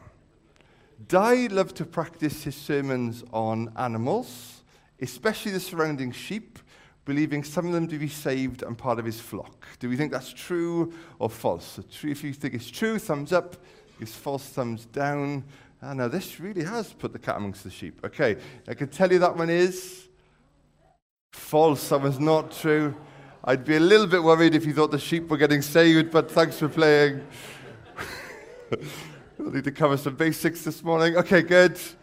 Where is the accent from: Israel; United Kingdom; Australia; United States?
United Kingdom; the Valleys, Wales; I'm from the Valleys